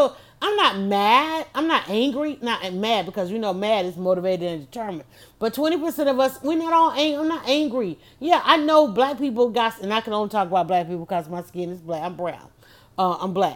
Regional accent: Atlanta, Georgia, United States; I'm from Atlanta

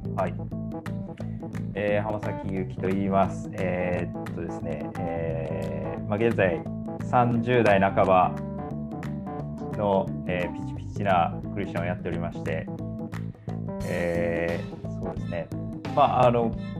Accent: Osaka, Japan; also born or lived in Kagoshima; 鹿児島生まれ大阪育ち

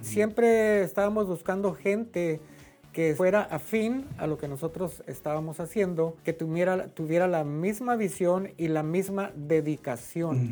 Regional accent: Torreón, Coahuila, Mexico; moved away as an adult; also born or lived in Durango, Mexico; now in Dallas, United States; soy originario de Torreón, Coahuila, México

